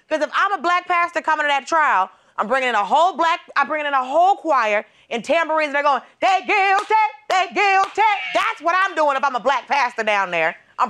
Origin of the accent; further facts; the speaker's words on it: Georgia, United States; I grew up in Georgia.